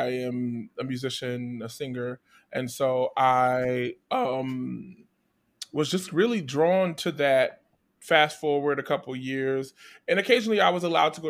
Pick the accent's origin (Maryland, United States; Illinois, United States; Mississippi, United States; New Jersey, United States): New Jersey, United States; Trenton; I'm from New Jersey, the capital of New Jersey, Trenton.